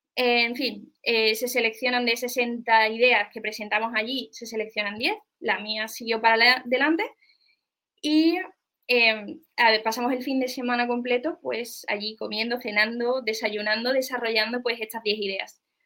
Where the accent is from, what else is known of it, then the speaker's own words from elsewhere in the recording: Seville, Andalusia, Spain; yo soy una chica de Sevilla